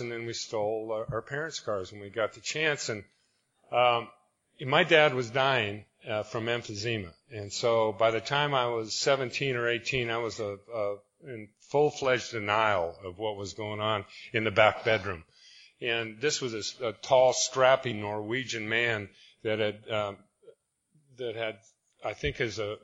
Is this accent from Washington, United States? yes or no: yes; Spokane, Washington, United States; I'm from Spokane, Washington